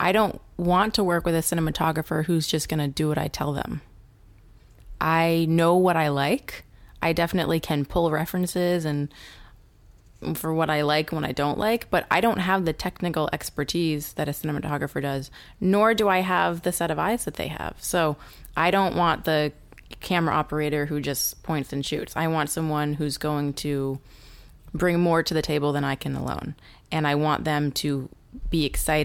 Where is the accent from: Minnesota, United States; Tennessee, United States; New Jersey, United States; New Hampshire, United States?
New Hampshire, United States; I was raised by wolves in New Hampshire.